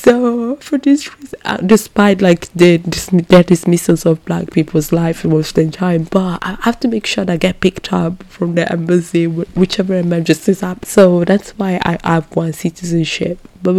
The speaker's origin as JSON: {"language": "English", "country": "Ghana", "said": "When it comes to my citizenship, I'm originally Ghanaian, and Ghana is, when this episode comes out, is going to celebrate the 65th years of independence."}